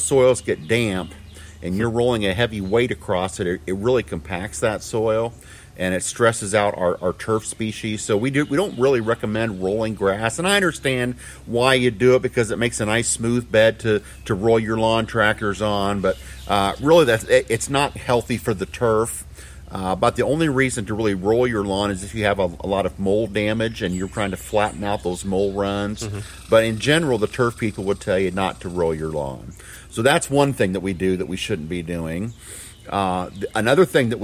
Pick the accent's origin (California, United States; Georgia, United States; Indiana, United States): Indiana, United States; Milton; also born or lived in Michigan; I grew up in Milton, Indiana